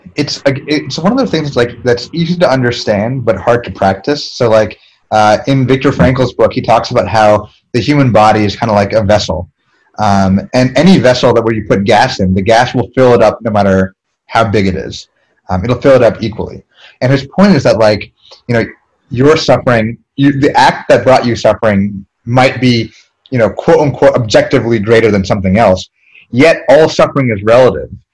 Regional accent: East Coast, United States; we're both from the East Coast. Um, I'm from like a, a rich people town

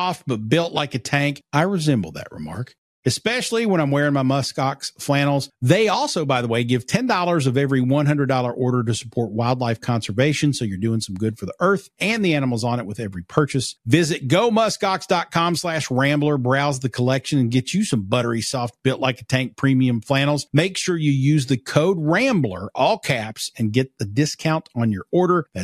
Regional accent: Pikeville, Kentucky, United States; I grew up in Pikeville

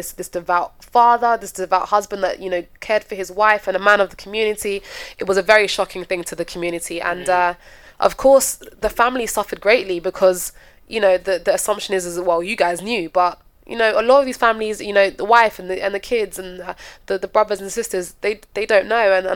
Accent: London, United Kingdom; we're Londoner

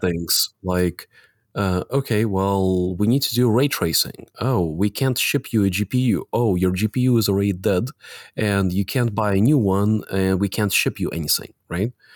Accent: Latvia; I was born in the Soviet Republic of Latvia

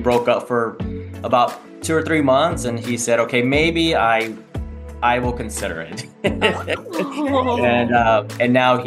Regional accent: Texas, United States; I am 42 and I am from Texas

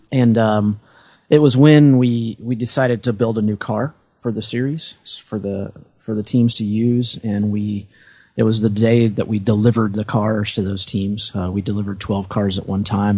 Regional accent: Indiana, United States; I grew up in Indiana

